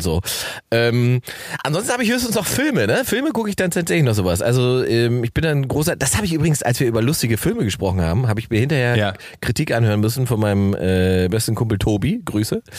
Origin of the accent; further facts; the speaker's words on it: Salzwedel, Saxony-Anhalt, Germany; moved away; Salzwedel, meine Heimatstadt